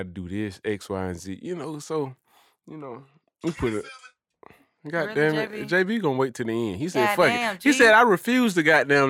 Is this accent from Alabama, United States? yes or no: yes; Birmingham, Alabama, United States; from Birmingham.